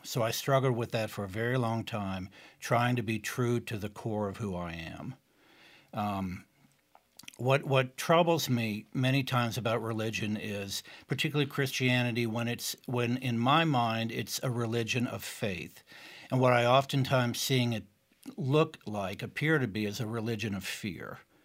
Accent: East Tennessee, United States; moved away; also born or lived in Boston area; having grown up as a gay child in East Tennessee

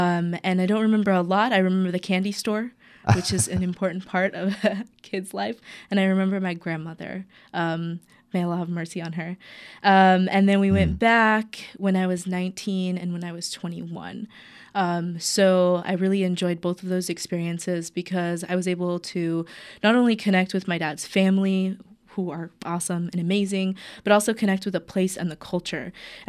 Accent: North Carolina, United States; born there; now in Portland, United States; And so I was born in the South in North Carolina and then moved out to Portland about 16, 17 years ago.

